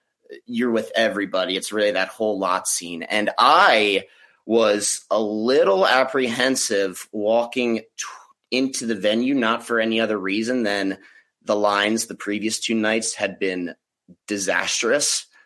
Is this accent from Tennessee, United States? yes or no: no; Baltimore, Maryland, United States; also born or lived in Los Angeles; now in East Coast, United States; I am originally from Baltimore.